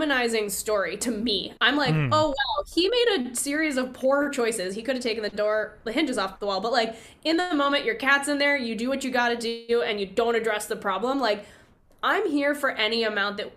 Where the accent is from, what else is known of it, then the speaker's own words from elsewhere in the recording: suburbs of Chicago, Illinois, United States; also born or lived in Evanston; I grew up in the suburbs of Chicago